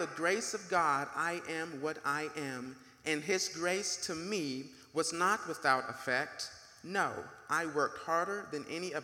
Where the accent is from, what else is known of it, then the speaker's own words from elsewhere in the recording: Marietta, Georgia, United States; we grew up in Marietta.